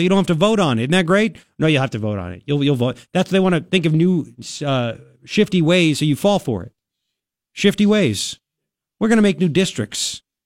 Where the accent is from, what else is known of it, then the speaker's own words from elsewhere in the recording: New York, United States; moved away as an adult; now in Tucson, United States; I was born here, I'm an American, I'm a New Yorker. I left New York because I couldn't afford this stuff.